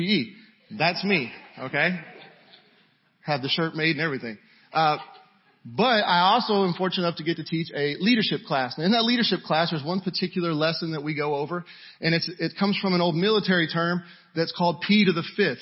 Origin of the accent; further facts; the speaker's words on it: Houston, Texas, United States; I am from the Houston area. Don't throw anything. But I am from the Houston area. Where I'm from, we watch out for storms that have names